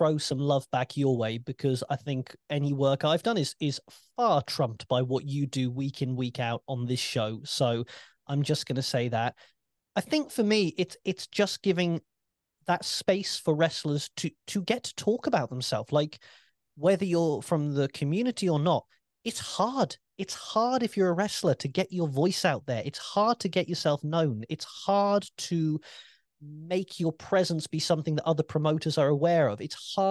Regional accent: United Kingdom; As a Brit, I have no shame with that.

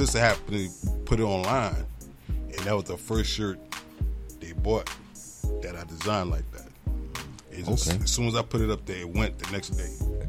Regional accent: New York City, New York, United States; You know, I'm from Brooklyn

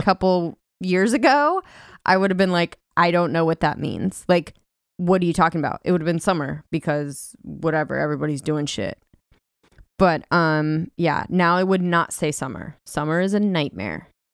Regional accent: California, United States; moved away; I'm from California

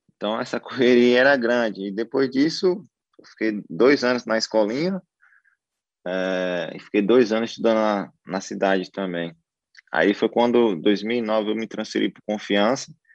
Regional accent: Lagarto, Sergipe, Brazil; moved away; eu sou lá de Lagarto. Então, eu fui criado, eu fui criado na roça

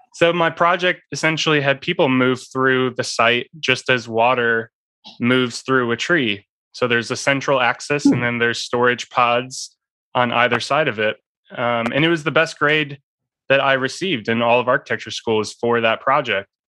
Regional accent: northern Indiana, United States; I was born and raised in in the Midwest, so I was surrounded by uh, corn and soybean fields growing up

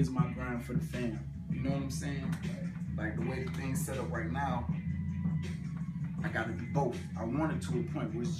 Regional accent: Miami, Florida, United States; also born or lived in Buffalo, New York; now in Atlanta, United States; Originally, I'm from Buffalo, New York, but I was raised in Miami, Florida

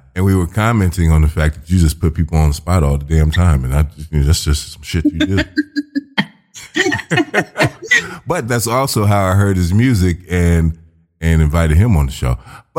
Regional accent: Chicago, Illinois, United States; I'm from Chicago.

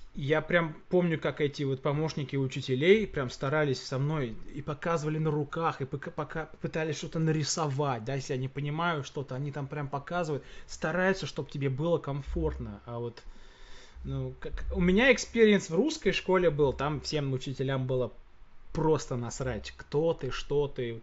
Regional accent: Russia; moved away; Я говорю, из России

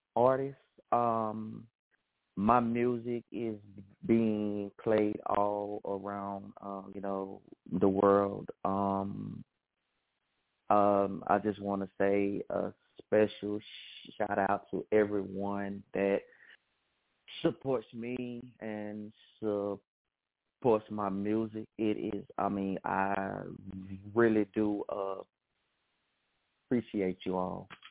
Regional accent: Hattiesburg, Mississippi, United States; I am from Hattiesburg, Mississippi

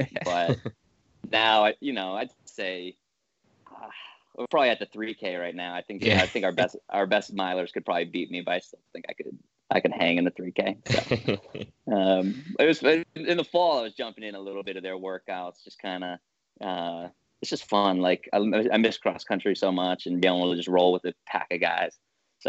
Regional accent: Worcester, Massachusetts, United States; I grew up in Mass, I'm from Worcester

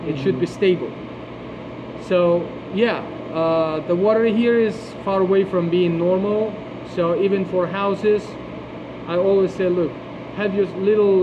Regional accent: Turkey; now in Fort Lauderdale, United States; in the place that I was born in Turkey, having a good relationship with people older than you and taking advices from those people is kind of blessing

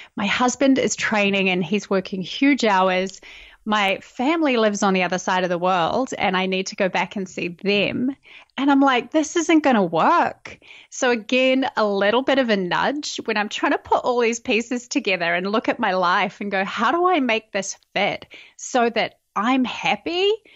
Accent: New Zealand; moved away as an adult; now in United States; I'm originally from New Zealand. I have lived in America for the last five years. And yeah, grew up, born and bred at that little island in the bottom of the world

